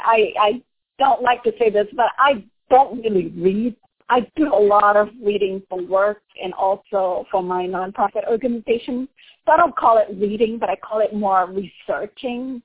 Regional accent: Indonesia; moved away; since I am from Indonesia

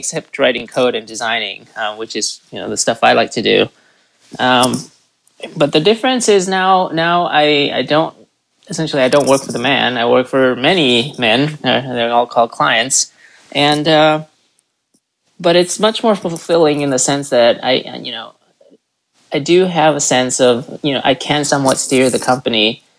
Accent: Chicago, Illinois, United States; so I'm from Chicago. My wife and I had lived there for a long time, about 15 years, over 15 years.

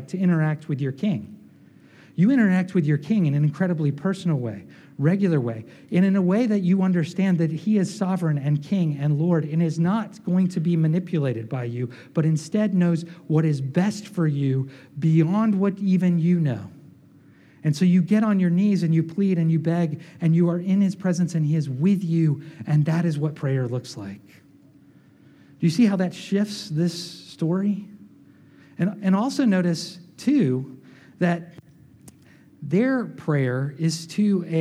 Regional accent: the American South, United States; we grew up in the American South, perhaps, where we're surrounded by Christendom most of our lives

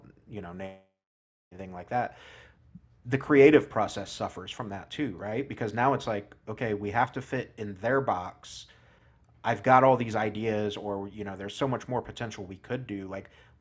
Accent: Midwest, United States; I'm from the Midwest

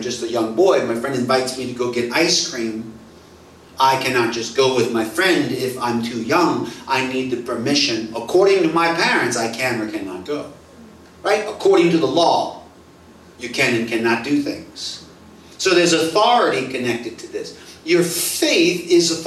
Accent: United States; now in Singapore; I'm an American

